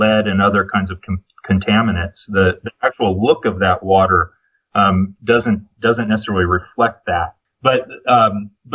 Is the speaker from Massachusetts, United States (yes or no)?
no; Central Valley of California, United States; moved away; I grew up in the Central Valley of California.